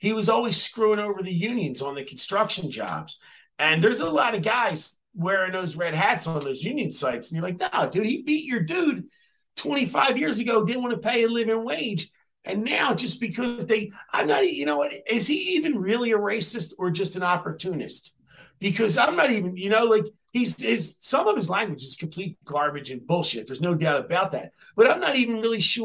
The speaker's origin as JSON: {"language": "English", "town": "Philadelphia", "region": "Pennsylvania", "country": "United States", "said": "I'm from Philadelphia"}